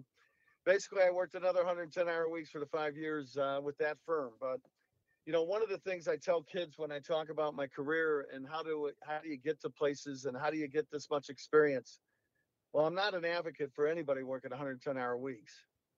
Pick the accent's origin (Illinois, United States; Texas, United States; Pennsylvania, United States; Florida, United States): Illinois, United States; Chicago; Well, you know, my childhood years were mainly in the south side of Chicago. My dad was a bricklayer for a good part of his life.